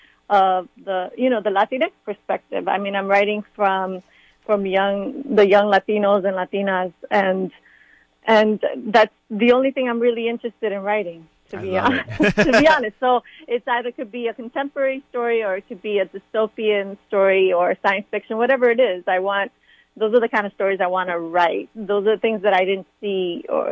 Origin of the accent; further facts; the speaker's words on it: New York City, New York, United States; moved away as an adult; also born or lived in California; now in Los Angeles, United States; I grew up in the Bronx, New York.